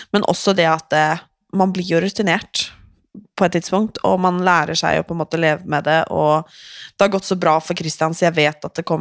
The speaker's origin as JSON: {"language": "Swedish", "country": "Sweden", "said": "jag är ju svensk."}